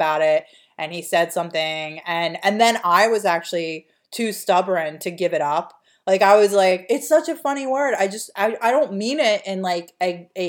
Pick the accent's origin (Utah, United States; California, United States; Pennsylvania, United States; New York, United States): Pennsylvania, United States; Delaware County; we're from a working class, like lower middle class, petite bourgeoisie background from Delaware County